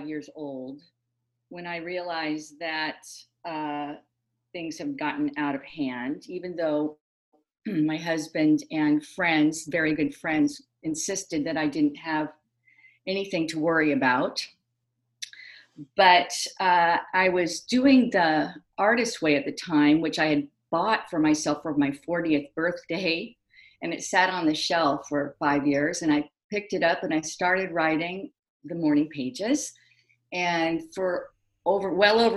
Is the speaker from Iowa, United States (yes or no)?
yes; Carter Lake, Iowa, United States; now in San Francisco Bay Area, United States; I was from Carter Lake, Iowa, fish out of water, trying to fit